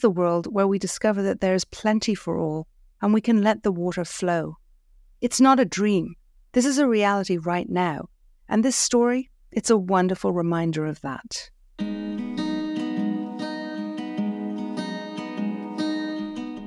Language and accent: English; Ireland; moved away; Growing up in Ireland, we didn't pay for the water